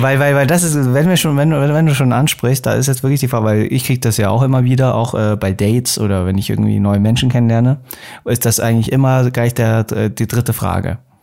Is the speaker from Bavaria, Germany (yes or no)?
yes; Munich, Bavaria, Germany; ich bin auch gebürtiger Münchner